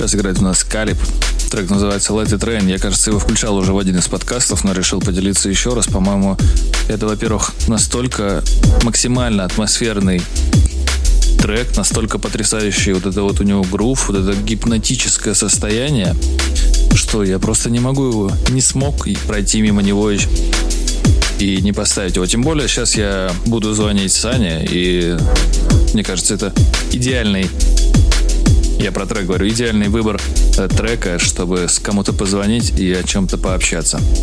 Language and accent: Russian; Moscow, Russia; я москвич.